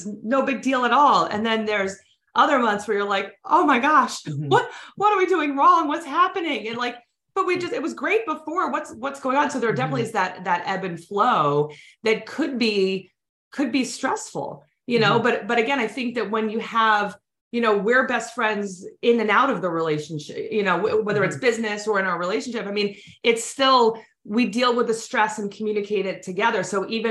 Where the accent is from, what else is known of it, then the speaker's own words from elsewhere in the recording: New York, United States; we're both from New York